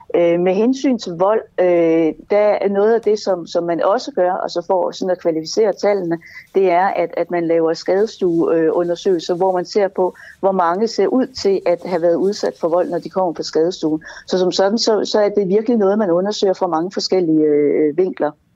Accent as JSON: {"language": "Danish", "region": "Jutland", "country": "Denmark", "moved": "yes", "lives_now": "Copenhagen, Denmark", "said": "der i Jylland, hvor jeg kommer fra"}